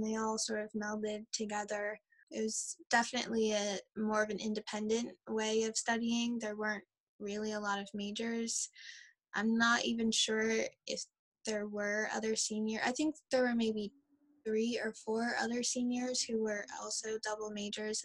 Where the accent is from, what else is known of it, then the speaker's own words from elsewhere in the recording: New Orleans, Louisiana, United States; now in Baltimore, United States; I am originally from New Orleans, Louisiana, but am based in live and work in Baltimore in Maryland here.